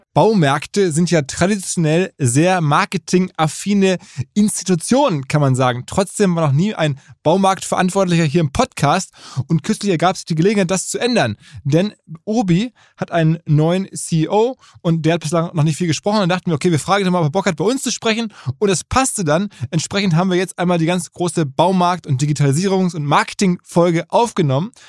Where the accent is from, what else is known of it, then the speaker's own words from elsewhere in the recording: Essen, North Rhine-Westphalia, Germany; in Essen, wo ich herkomme